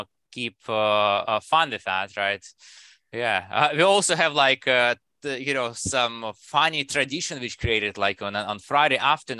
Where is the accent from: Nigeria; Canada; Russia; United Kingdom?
Russia; English is a second language; now in United States; And I come from Russia, right? And while I spend a lot of time in US, right? I think you still get some of those, you know, maybe Russian habits in me, right?